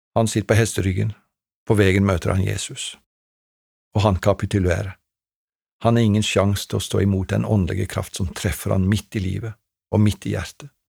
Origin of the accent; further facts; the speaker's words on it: Treungen, Telemark, Norway; på ungdomskveldene hjemme i Treungen da jeg vokste opp